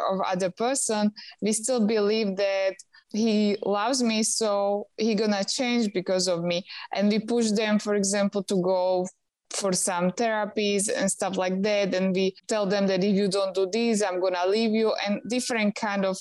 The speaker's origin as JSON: {"language": "English", "country": "Slovakia", "also_born_or_lived": "Houston, Texas, United States", "moved": "as an adult", "lives_now": "Bali, Indonesia", "said": "I'm from Slovakia."}